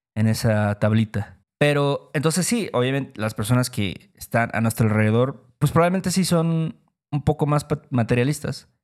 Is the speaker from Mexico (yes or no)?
yes; Mexico